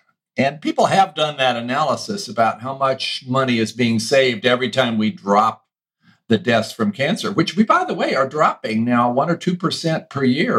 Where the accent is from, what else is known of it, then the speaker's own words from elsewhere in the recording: Shenandoah Valley, Virginia, United States; accent: Southern; I grew up on a small farm in the Shenandoah Valley, Virginia.